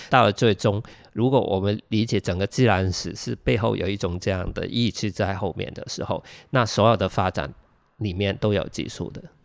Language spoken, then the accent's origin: Chinese; Hong Kong; first language Cantonese; Chinese is a second language; 我们在香港学中文跟写作的状态很奇怪